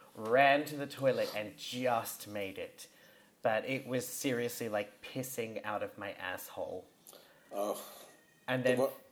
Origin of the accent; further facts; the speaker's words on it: Australia; proud of being Australian